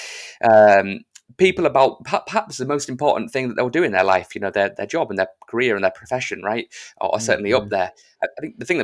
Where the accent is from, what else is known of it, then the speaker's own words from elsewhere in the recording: United Kingdom; I'm British